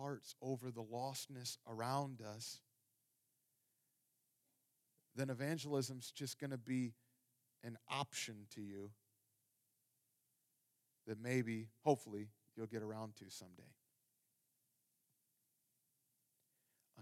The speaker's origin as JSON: {"language": "English", "region": "Ohio", "country": "United States", "tie": "born or raised there", "moved": "yes", "said": "I grew up in the cornfields of Ohio"}